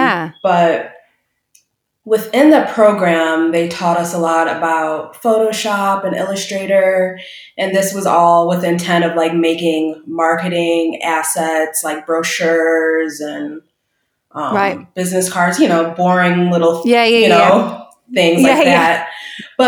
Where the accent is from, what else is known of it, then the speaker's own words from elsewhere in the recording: Waukegan, Illinois, United States; also born or lived in Chicago; I actually grew up in a suburb outside of Chicago called Waukegan, Illinois